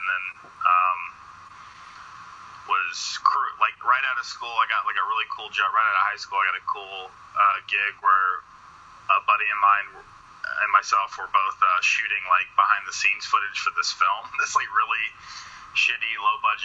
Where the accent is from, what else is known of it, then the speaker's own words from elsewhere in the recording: Atlanta, Georgia, United States; I'm from Atlanta, Georgia